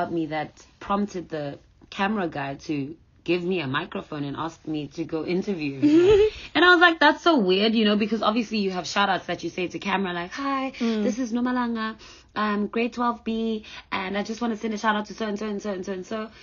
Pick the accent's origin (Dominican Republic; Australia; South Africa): South Africa; being a young black child growing up in South Africa